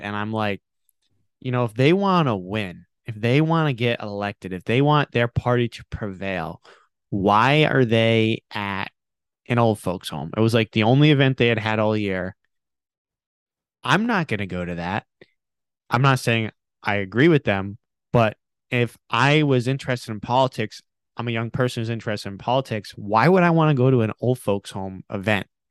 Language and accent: English; Rhode Island, United States; I grew up in Rhode Island